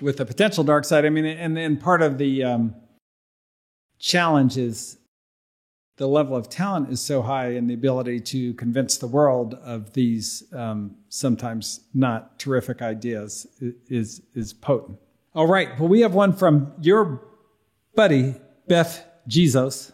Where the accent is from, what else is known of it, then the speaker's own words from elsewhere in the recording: Berkeley, California, United States; I grew up in Berkeley